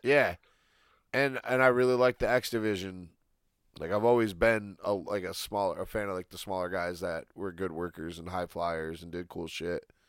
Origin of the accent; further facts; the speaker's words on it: Michigan, United States; I'm from Michigan